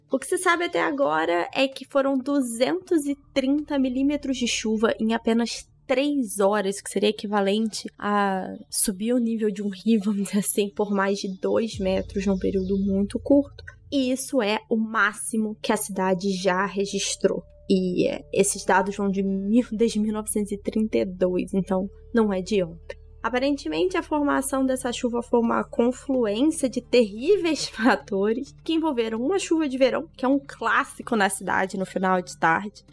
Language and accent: Portuguese; Petrópolis, Rio de Janeiro, Brazil; moved away as an adult; now in Rio de Janeiro, Brazil; a cidade onde eu cresci